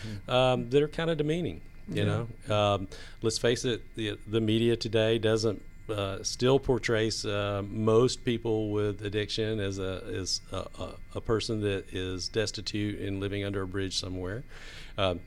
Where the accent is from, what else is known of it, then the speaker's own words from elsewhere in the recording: Atlanta, Georgia, United States; And I was raised in the South. I'm actually an original Atlanta native